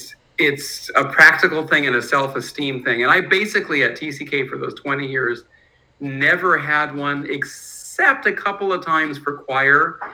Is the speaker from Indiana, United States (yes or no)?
no; Berkeley, California, United States; No, I'm from Berkeley. {S14} Oh, wow. {S13} So I grew up in crazy Berkeley.